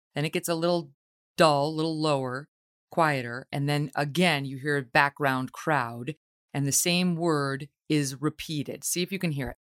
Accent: Albany, New York, United States; I grew up in New York State. I, I lived my whole life in New York State and in Albany

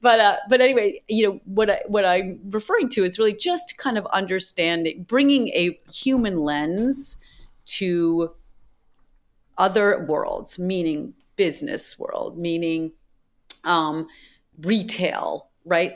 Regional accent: Boston, Massachusetts, United States; I grew up in Boston

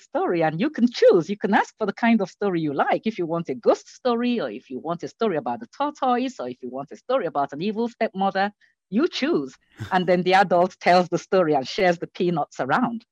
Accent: Nigeria; I grew up in Nigeria

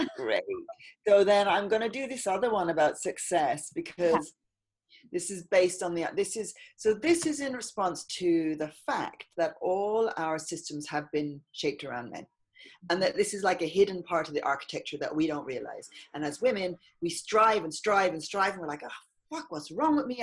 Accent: Ireland; now in London, United Kingdom; I grew up in Ireland in the countryside.

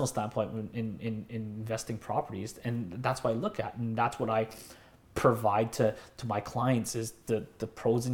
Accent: Delta, British Columbia, Canada; also born or lived in North Burnaby; now in Burnaby, Canada; I grew up in North Delta, and now I live in North Burnaby.

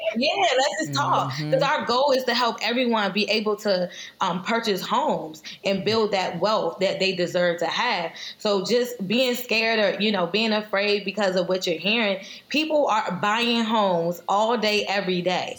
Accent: Prince George's County, Maryland, United States; we're both from Prince George's County

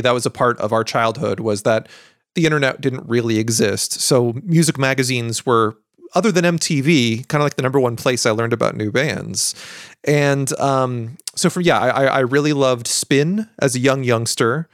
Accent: United States; I was an American

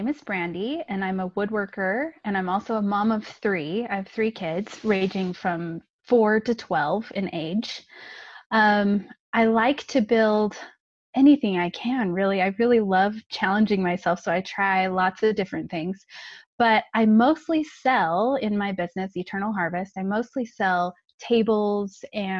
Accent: California, United States; now in Utah, United States; I grew up in California, nice and warm weather. I live in Utah now, so I keep pining for that sunny weather during the wintertime. But I grew up in California, and I was the oldest of three.

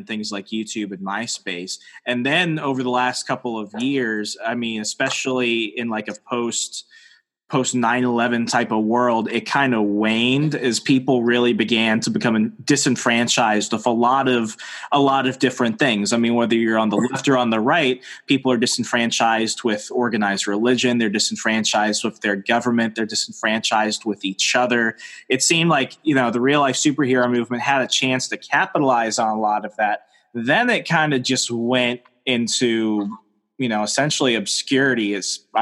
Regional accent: United States; I'm an American

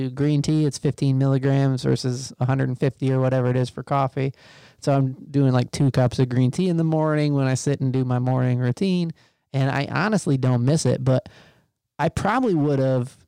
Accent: Michigan, United States; moved away; in the places where I grew up in Michigan, my dad worked in a factory

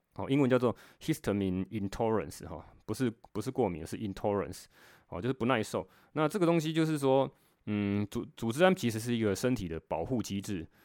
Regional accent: Taiwan; 我们台湾人讲那个腰子

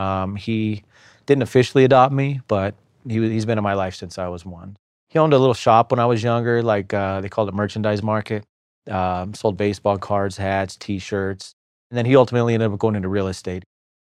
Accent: Las Vegas, Nevada, United States; born there; I was born in Las Vegas, 1981. I have four sisters and three brothers.

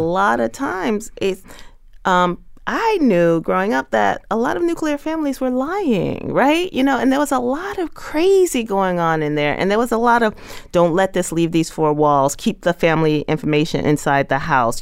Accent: New York City, New York, United States; when I was a kid growing up in Bushwick

